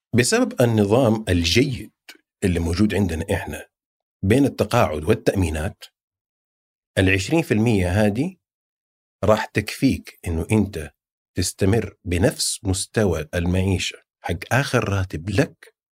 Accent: Saudi Arabia; also born or lived in Jeddah; عندنا في السعوديه

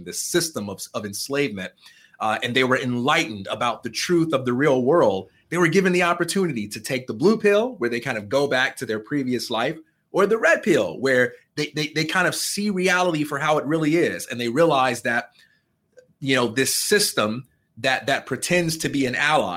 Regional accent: Chicago, Illinois, United States; I am from Chicago, Illinois, and I am the son of a preacher man

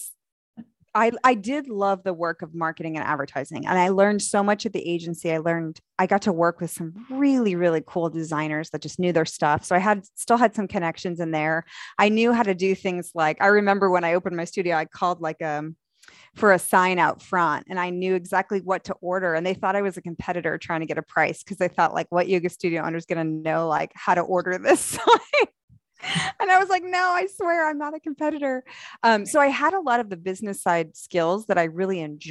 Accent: the North, United States; now in Dallas, United States; I was from the North

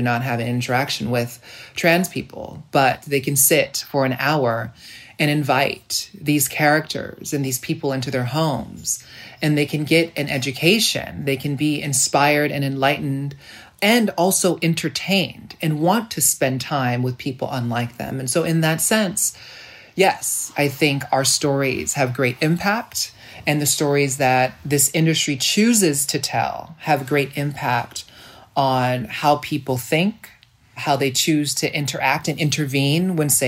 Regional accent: United States; as a Black, poor child growing up in America

